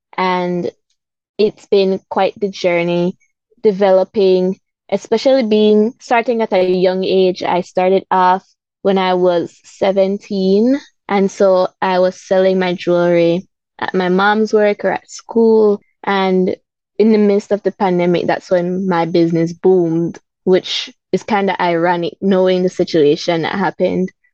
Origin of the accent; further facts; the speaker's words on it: Belize City, Belize District, Belize; I grew up in Belize City